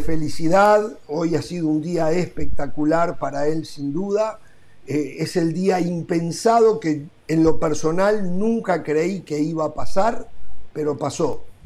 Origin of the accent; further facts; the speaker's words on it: Uruguay; moved away; llevo mi pasaporte uruguayo acá cuando bajo el Montevideo